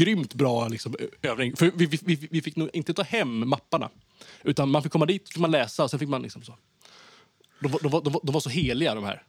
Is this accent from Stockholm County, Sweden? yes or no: yes; Haninge, Stockholm County, Sweden; moved away as an adult; now in Skåne, Sweden; jag, växte upp i, i Vändelsemalm